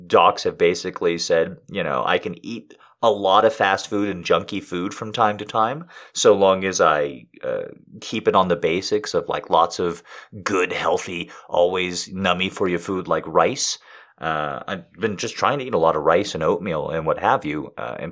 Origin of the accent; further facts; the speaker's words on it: United States; I'm an American.